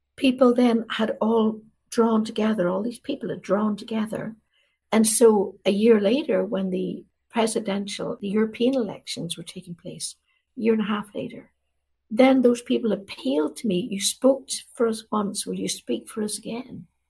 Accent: Derry, Northern Ireland, United Kingdom; moved away; my town where I was raised, Derry

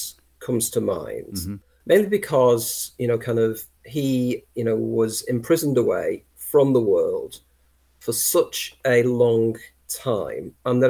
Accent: North West England, United Kingdom; And being a Lancastrian, I insist it's Lancashire

